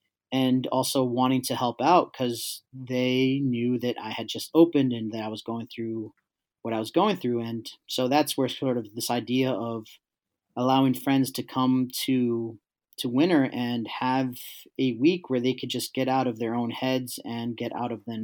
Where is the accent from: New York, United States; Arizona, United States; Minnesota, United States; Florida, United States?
New York, United States; New York City; I grew up in East Harlem in the late 80s, early 90s